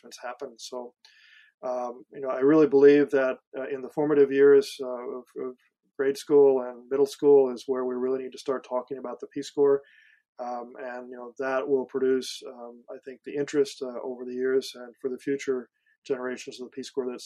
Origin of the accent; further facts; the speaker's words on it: Missouri, United States; moved away; I've gone back to my high school in a small town of Missouri